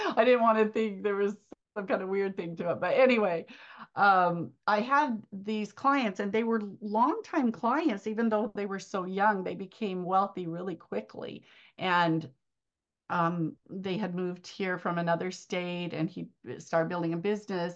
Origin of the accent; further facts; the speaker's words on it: Arizona, United States; my hometown is here in Arizona